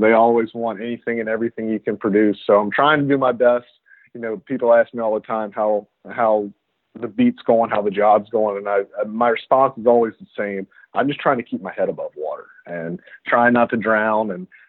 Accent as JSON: {"language": "English", "town": "Baton Rouge", "region": "Louisiana", "country": "United States", "tie": "born or raised there", "said": "I grew up in Baton Rouge, Louisiana, and I went to LSU"}